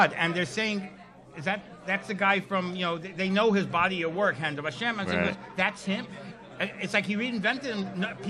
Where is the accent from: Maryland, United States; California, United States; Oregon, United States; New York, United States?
New York, United States; New York City; I'm from Borough Park.